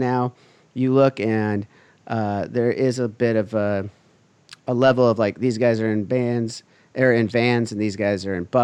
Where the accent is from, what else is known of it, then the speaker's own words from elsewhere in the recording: Huntington Beach, California, United States; I grew up here in Huntington Beach.